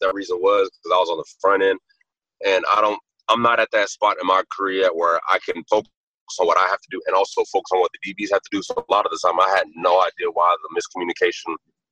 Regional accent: United States; this being my hometown area, I love Washington

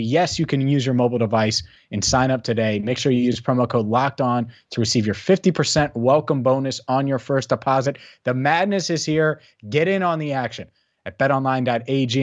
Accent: Cincinnati, Ohio, United States; I grew up in Cincinnati.

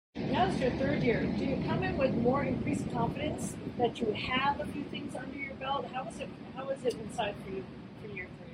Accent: New Orleans, Louisiana, United States; I'm from New Orleans, Louisiana

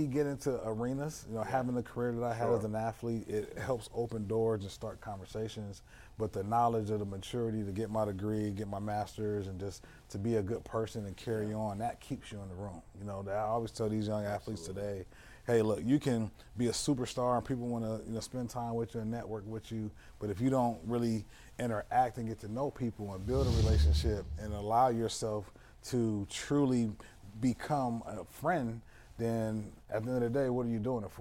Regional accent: Canton, Ohio, United States; I came out of the mud. I'm from Canton, Ohio. My uncle raised me.

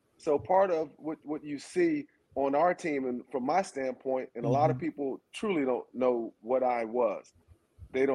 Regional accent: Athens, Georgia, United States; I'm from Athens

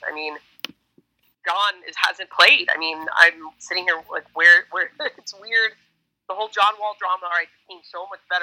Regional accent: Miami, Florida, United States; moved away as an adult; now in Washington, D.C., United States; so I'm originally from Miami, which explains why I am a Heat fan, but I lived in DC for most of my post college life, which explains why I'm a Wizards fan.

